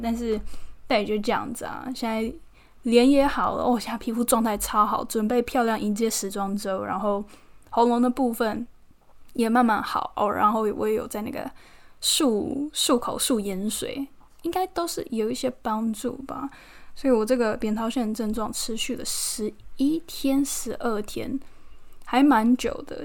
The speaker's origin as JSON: {"language": "Chinese", "country": "Taiwan", "moved": "yes", "lives_now": "London, United Kingdom", "said": "现在刚好有很多那个台湾的模特朋友都在伦敦，可以常常见面吃吃饭聊聊天。虽然也是有其他这边的外国朋友，但是我觉得跟来自同一个地方、同一个家乡的人相处，那个那个亲切感、那归属感，就是就是不一样。"}